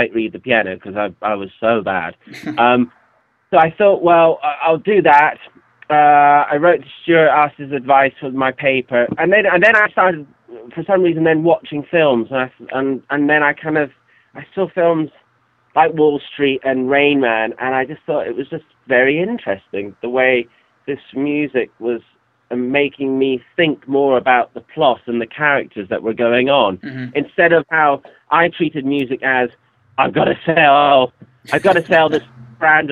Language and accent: English; Scotland, United Kingdom; my father was a songwriter, and where I was born in Scotland